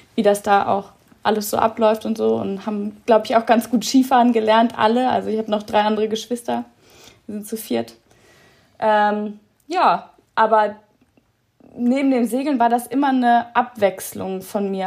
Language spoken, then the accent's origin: German; Kiel, Schleswig-Holstein, Germany; moved away; in Kiel, da wo ich herkomme